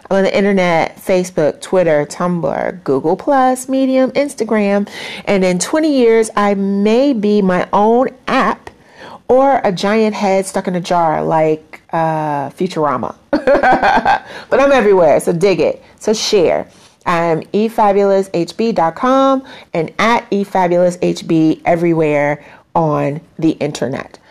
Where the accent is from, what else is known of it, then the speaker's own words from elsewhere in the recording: Chicago, Illinois, United States; I am a very proud Black American, born and raised in Chicago